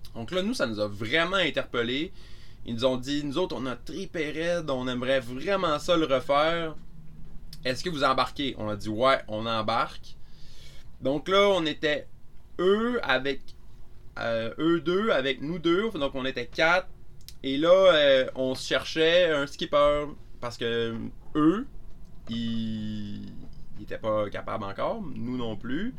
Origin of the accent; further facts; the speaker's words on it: Carleton-sur-Mer, Quebec, Canada; moved away as an adult; je viens de la Gaspésie. J'ai fait mon primaire, secondaire, cégep, euh, dans une petite ville qui s'appelle Carleton, maintenant Carleton-sur-Mer